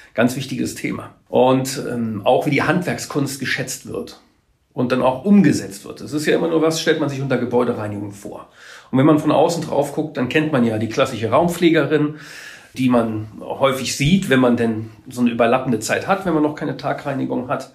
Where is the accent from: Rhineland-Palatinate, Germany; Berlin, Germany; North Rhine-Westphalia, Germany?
Rhineland-Palatinate, Germany; Trier; moved away as an adult; also born or lived in Hamburg; now in Mecklenburg-Vorpommern, Germany; ich bin eigentlich gebürtiger Trierer, bin auch in der Gegend um Trier aufgewachsen, habe auch dort mein Abitur gemacht